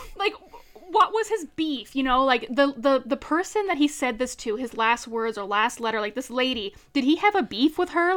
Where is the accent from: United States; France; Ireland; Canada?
Canada; Central, Newfoundland and Labrador; I'm from Newfoundland